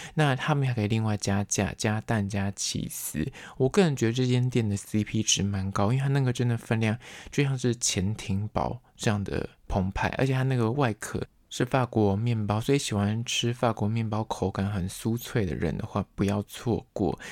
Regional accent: Taipei, Taiwan; 从小在台北长大

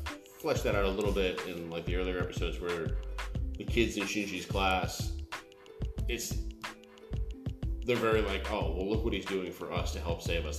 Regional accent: United States

